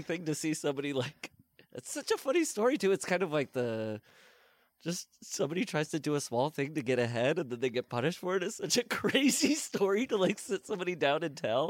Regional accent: Midwest, United States; now in Los Angeles, United States; I'm from the Midwest

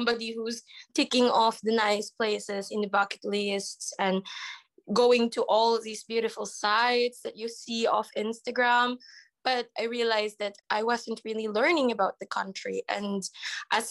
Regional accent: Agoo, Ilocos Region, Philippines; moved away as an adult; now in Ukraine; I'm a 24-year-old Filipina. My hometown is in Agoo, La Union.

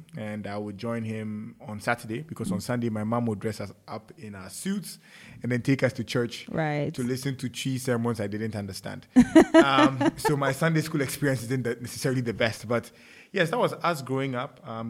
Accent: Ghana; Life in Ghana has been exciting. I had a quintessential parent.

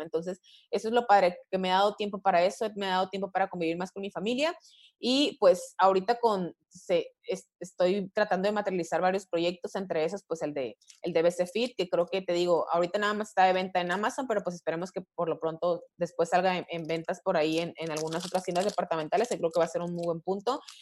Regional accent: Mexico; como latina y como mexicana, en cierto punto hemos vivido eh, muchas veces temas de discriminación

